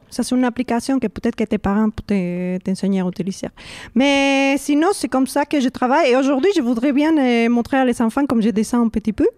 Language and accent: French; Mexico City, Mexico; French is a second language; moved away; j'ai grandi au Mexico City